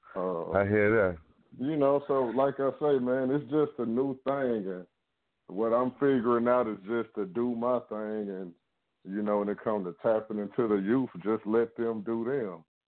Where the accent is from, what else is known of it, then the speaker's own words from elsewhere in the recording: Shreveport, Louisiana, United States; also born or lived in Dallas, Texas; I'm from Shreveport, Louisiana, but I'm calling from Dallas, Texas